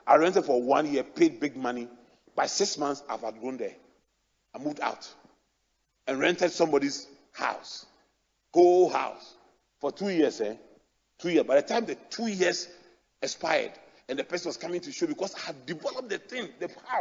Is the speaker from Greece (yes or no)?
no; Accra, Greater Accra, Ghana; I grew up in Adabraka